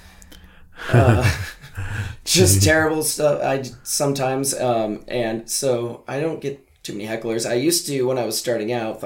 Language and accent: English; Montana, United States; growing up in Montana